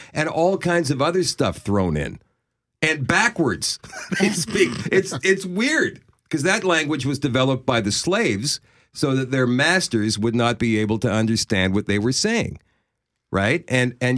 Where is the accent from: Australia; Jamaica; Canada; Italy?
Canada; I'm from Canada